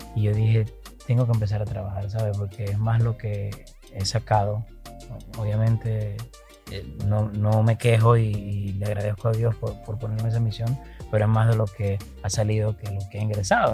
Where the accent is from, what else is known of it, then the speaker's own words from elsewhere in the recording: Venezuela; me aboqué a la labor social en mi país, Venezuela